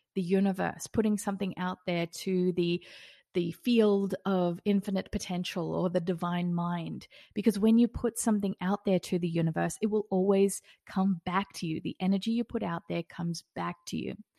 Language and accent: English; Australia; now in Las Vegas, United States; I'm also an Australian living in Las Vegas.